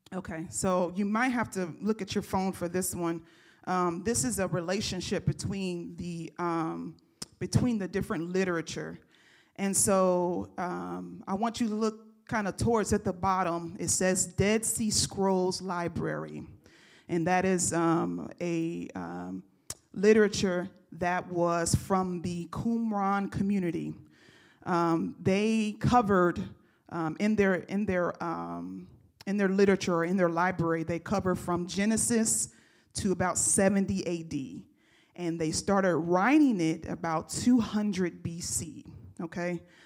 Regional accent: United States; as a American believer

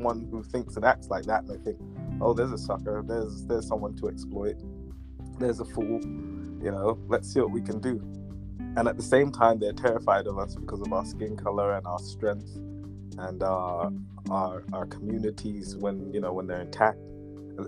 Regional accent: London, United Kingdom; I was born in Northwest London. I'm British

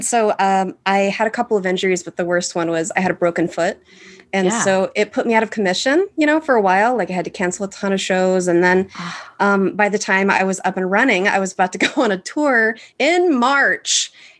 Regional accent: Arkansas, United States; moved away; I moved to Chicago from Arkansas for all of the landmarks, the museums, the comedy shows, the art stuff

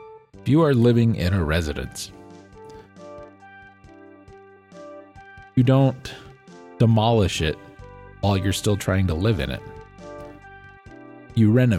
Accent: United States

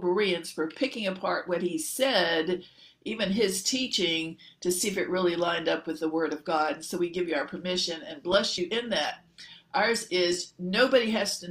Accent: Central Virginia, United States; also born or lived in Alabama / Louisville, Kentucky / Dallas-Fort Worth, Texas; I was born in Alabama, but didn't stay there long. We went up to Kentucky for my father to go to graduate from the Louisville, Kentucky Seminary, Baptist Seminary. And then we moved up to Virginia. And I had thought Central Virginia, where I lived there 30 years

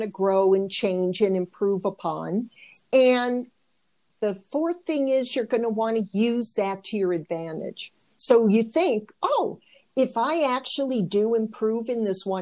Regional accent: Michigan, United States; I did Michigan girls

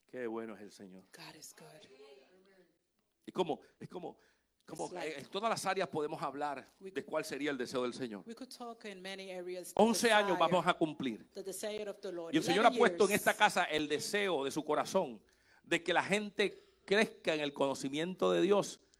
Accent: Puerto Rico; also born or lived in Dominican Republic; now in United States; nací en República Dominicana. Uh, crecí en uh, Puerto Rico.

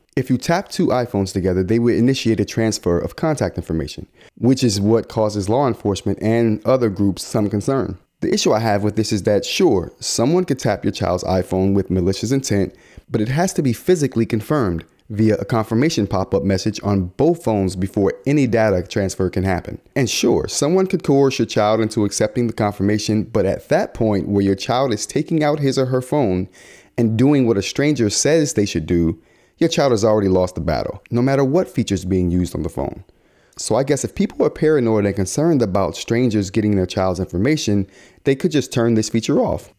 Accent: United States; we as American consumers

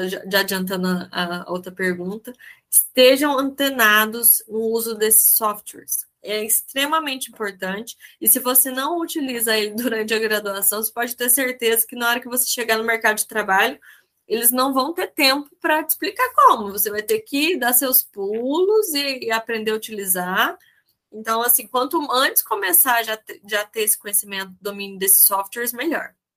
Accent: southern Minas Gerais, Brazil; eu sou do sul de Minas

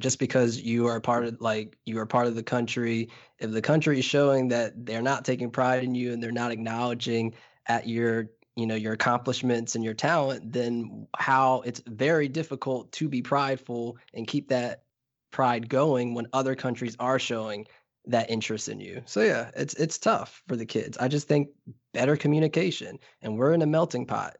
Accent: Trinidad & Tobago; as a Trinidadian

